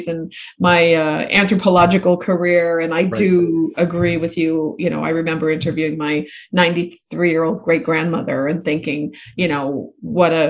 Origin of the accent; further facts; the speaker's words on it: Minnesota, United States; I'm from Minnesota, where it's cold and snowy